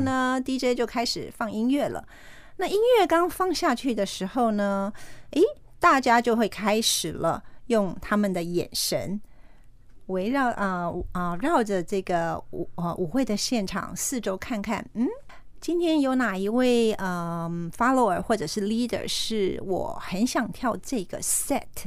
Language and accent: Chinese; Kaohsiung, Taiwan; moved away as an adult; also born or lived in United States; 我是高雄人，在高雄长大的。我是在一九九一年就离开台湾到美国去，是，是。所以我到二零一八年才刚刚回来到高雄